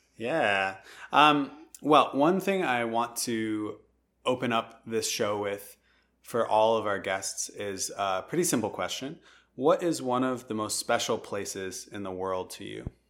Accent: Madison, Wisconsin, United States; I grew up in Madison

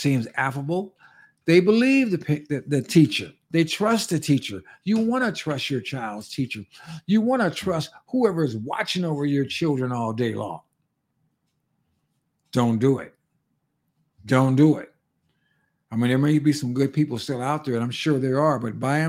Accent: California, United States; moved away as an adult; in California before I left that state, my home state

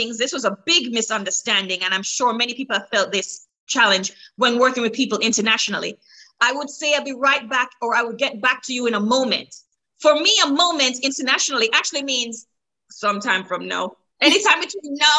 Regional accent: Jamaica; moved away as an adult; now in Maryland, United States

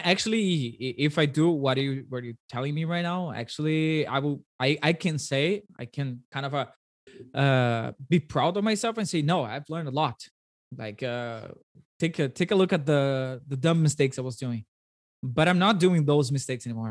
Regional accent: Brazil; first language Portuguese; English is a second language; I speak Portuguese and Brazilian

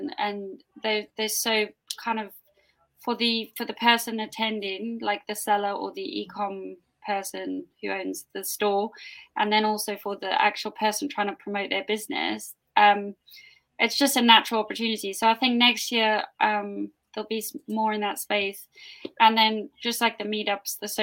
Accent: South Africa; I was born in South Africa

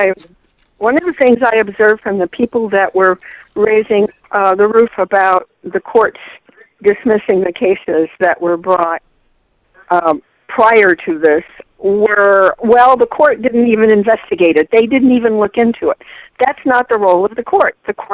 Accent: Chicago, Illinois, United States; You know, I grew up in Chicago

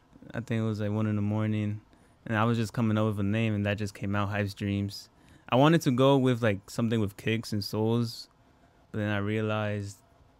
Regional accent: New Brunswick, New Jersey, United States; I'm from New Brunswick, New Jersey. I run a small business.

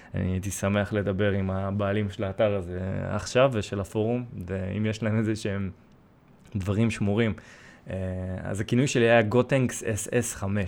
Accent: Israel; first language Russian; Hebrew is a second language; also born or lived in Sevastopol, Crimea; נולדתי בסיבסטופל, באתי לפה בגיל שלוש, למדתי עברית די מהר

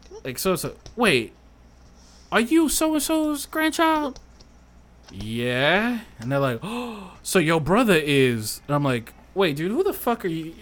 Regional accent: Louisiana, United States; I've lived here my entire life

